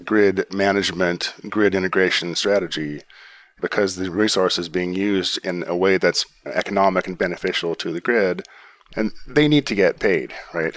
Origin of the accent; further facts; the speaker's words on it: Pacific Northwest, United States; I grew up in the Pacific Northwest